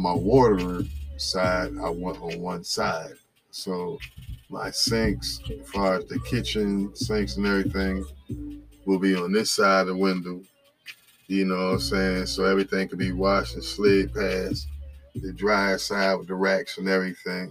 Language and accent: English; New Jersey, United States; I'm from New Jersey